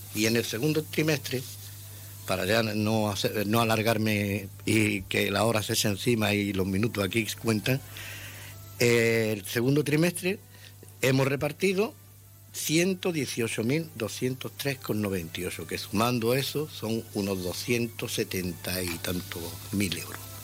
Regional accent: Ceuta, Spain; yo soy ceutí de nacimiento y, y criado aquí en Ceuta

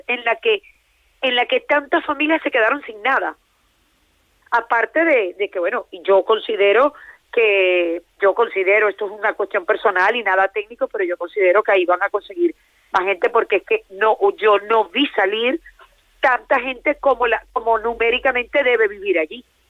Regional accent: Venezuela; now in Valencia, Spain; soy venezolana, me vine cuando en Venezuela había muchas cosas

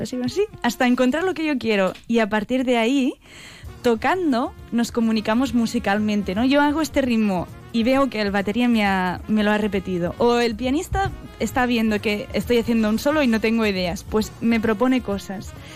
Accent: Catalonia, Spain

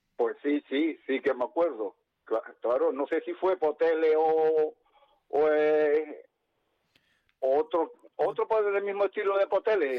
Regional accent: Huelva, Andalusia, Spain; also born or lived in Cantabria; aunque nací en Huelva, soy medio cántabro también, tengo raíces cántabras

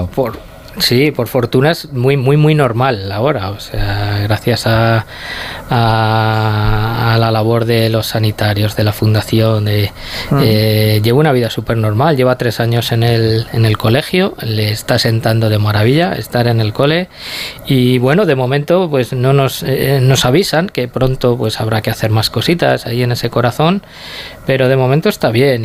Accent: Tomelloso, Castilla-La Mancha, Spain; Nosotros somos de Tomelloso, de un pueblo de Ciudad Real

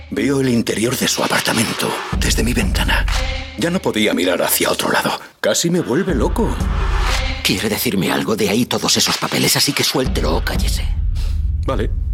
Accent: Cologne, North Rhine-Westphalia, Germany; accent: Cologne; now in Berlin, Germany; mi acento de Colonia

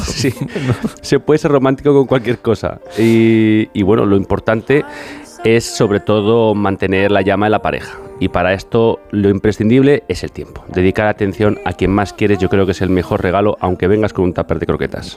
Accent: near Villatoro, Castile and León, Spain; cerca de mi pueblo

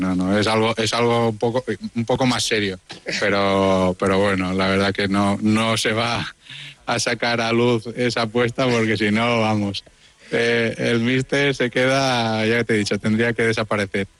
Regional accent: Majorca, Balearic Islands, Spain; siendo mallorquín de la casa

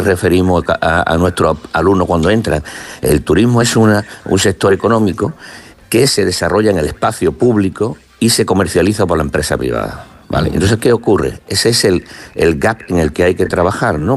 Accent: Málaga, Andalusia, Spain; soy de Málaga

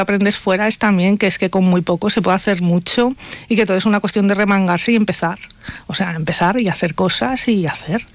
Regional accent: Palencia, Castile and León, Spain; una banderada de mi tierra, de Palencia

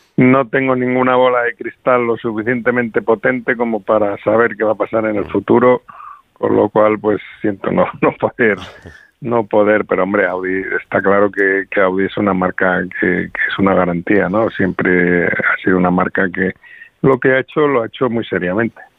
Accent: Madrid, Community of Madrid, Spain; como madrileño

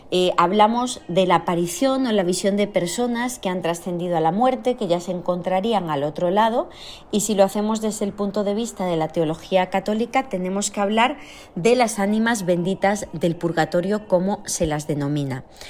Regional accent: Extremadura, Spain; en mi tierra, en Extremadura

